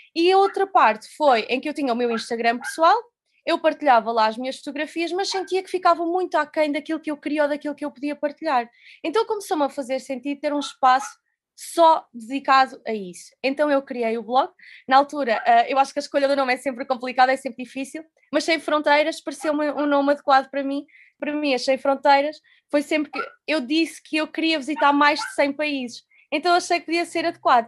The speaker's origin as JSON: {"language": "Portuguese", "town": "Covilhã", "region": "Centro", "country": "Portugal", "tie": "born or raised there", "moved": "as an adult", "lives_now": "Lisbon, Portugal", "said": "sou natural da Covilhã"}